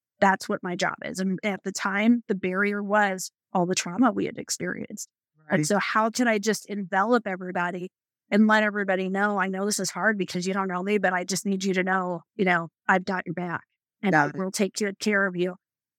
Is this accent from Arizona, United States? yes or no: yes; Arizona, United States; also born or lived in Chicago; I was born in Chicago. So I definitely claim Chicago as partial, you know, my partial home, and lived most of my life in Arizona.